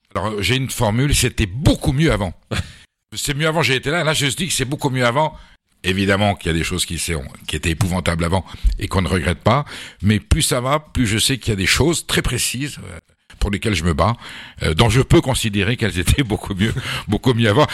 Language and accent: French; Basque Country, Nouvelle-Aquitaine, France; also born or lived in Boulogne-Billancourt; je suis basque et on vivait au Pays Basque. Mes parents devaient séjourner à ce moment-là en région parisienne